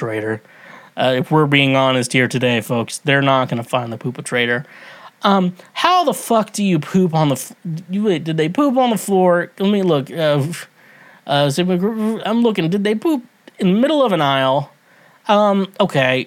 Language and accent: English; Kansas, United States; from my home state, Kansas, Wichita. I lived on the complete opposite of Wichita